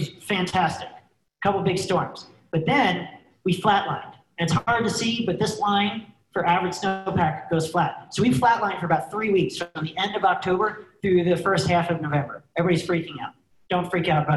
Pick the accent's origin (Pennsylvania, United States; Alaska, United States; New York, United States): Pennsylvania, United States; Northeast, Shawnee Mountain; I grew up skiing in the Northeast at Shawnee Mountain, Pennsylvania.